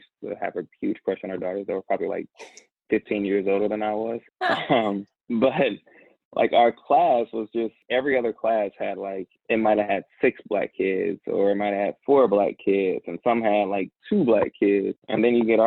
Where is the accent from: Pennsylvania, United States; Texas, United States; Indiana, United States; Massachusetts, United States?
Indiana, United States; Indianapolis; I actually grew up in Indianapolis, Indiana, in the inner city